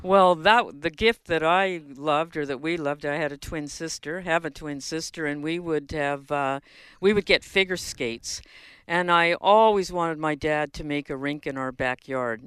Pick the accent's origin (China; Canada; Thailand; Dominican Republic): Canada; Winnipeg, Manitoba; I grew up in Winnipeg